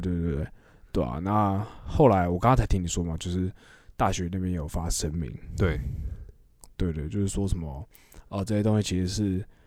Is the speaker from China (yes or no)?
no; Taiwan; 对我们台湾人来说，我们自己住在自己自己的国家，然后你又是同一个语言、同一个环境